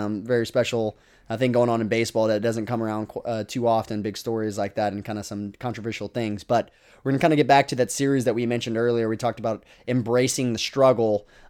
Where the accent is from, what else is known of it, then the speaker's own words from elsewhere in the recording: Texas, United States; I don't struggle with insecurity and I'm from Texas. I'm from Texas.